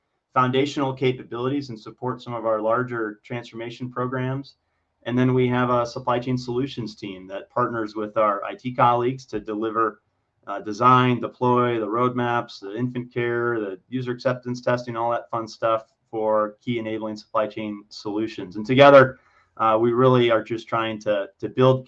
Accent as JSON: {"language": "English", "region": "Michigan", "country": "United States", "tie": "born or raised there", "also_born_or_lived": "Ohio", "moved": "yes", "lives_now": "Illinois, United States", "said": "I was born in Ohio, raised in Michigan"}